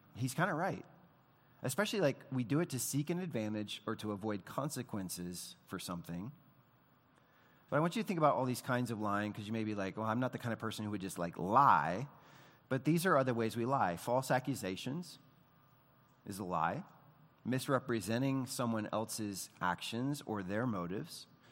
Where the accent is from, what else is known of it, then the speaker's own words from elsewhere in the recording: United States; we, as Americans